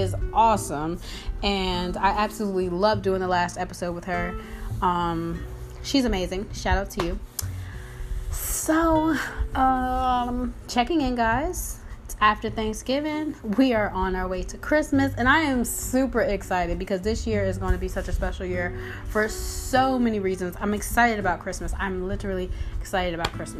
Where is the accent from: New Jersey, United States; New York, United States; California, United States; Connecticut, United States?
New Jersey, United States; now in Georgia, United States; I'm from Jersey